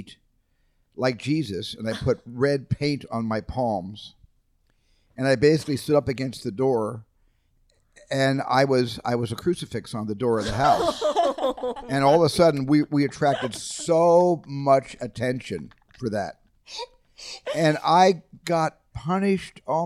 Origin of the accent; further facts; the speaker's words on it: Phoenix, Arizona, United States; also born or lived in Haddon Township, New Jersey; What I consider to be my ancestral home is Scottsdale, Phoenix, Arizona